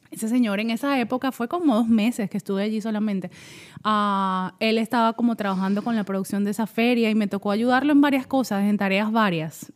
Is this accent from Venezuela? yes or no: yes; Caracas, Capital District, Venezuela; moved away as an adult; now in Atlanta, United States; soy de Caracas, Venezuela, y allá viví toda mi vida hasta que me vine para Estados Unidos.